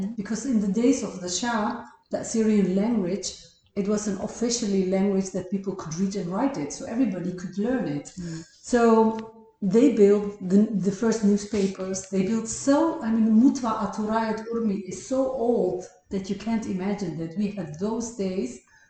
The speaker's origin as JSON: {"language": "English", "region": "Mardin", "country": "Turkey", "lives_now": "Netherlands", "said": "But also when I went to Iraq, like, you know, we are from Tur Abdin. Those people doesn't even understand you. Like, they speak another language."}